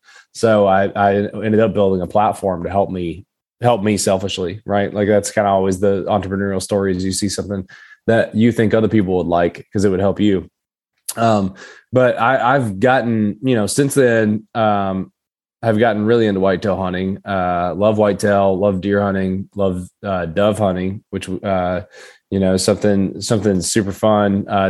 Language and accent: English; Kentucky, United States; accent: Appalachian; So I grew up southeastern Kentucky. It's Appalachia. A lot of people are probably wondering where my accent is. Unfortunately, I lost it in college, most of it.